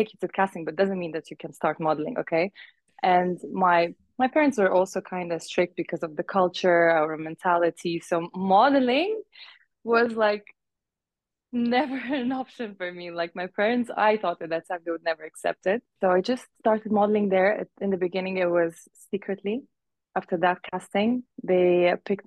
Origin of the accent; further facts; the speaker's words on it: Uzbekistan; English is a second language; also born or lived in Gulf / Middle East; now in Bahrain; I'm Afghani Persian. I was born and raised in Uzbekistan, then lived half of my life in the Gulf and the Middle East